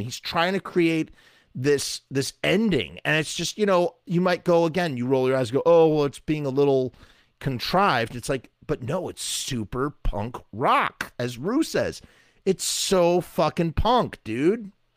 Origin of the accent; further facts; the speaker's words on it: United States; accent: American; my American accent